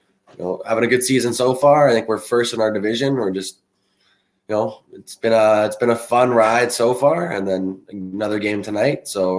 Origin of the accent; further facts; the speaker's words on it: Canada; also born or lived in British Columbia / Jamestown, North Dakota / Westlock, Alberta; the same as every Canadian kid, and the whole family loves it. So at some point, you put on the skates and start playing. Played some junior hockey out in BC, and then did my college out at the University of Jamestown in North Dakota.